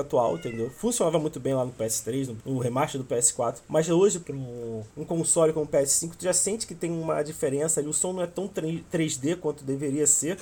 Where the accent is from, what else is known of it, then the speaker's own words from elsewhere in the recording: Rio de Janeiro, Brazil; accent: carioca; eu sou carioca, como podem perceber pelo sotaque